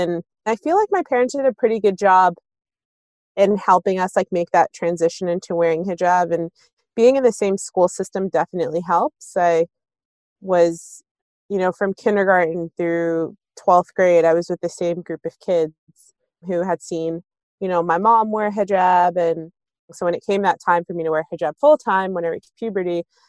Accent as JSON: {"language": "English", "town": "Maplewood", "region": "New Jersey", "country": "United States", "tie": "born or raised there", "said": "So we moved to Maplewood when I was super young, and growing up as a kid who, you know, observed hijab from the age of 12 and being one of the only Muslim families, I always felt like a sense of belonging in our town."}